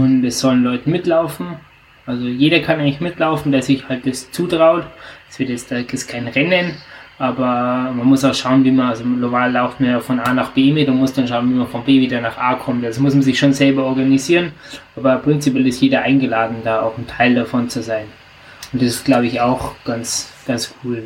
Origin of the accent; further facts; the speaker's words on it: near the Austrian border, Southern Germany, Germany; also ich komme ganz aus dem Süden unserer Republik, also ich wohne wirklich äh, 200 Meter von der österreichischen Grenze entfernt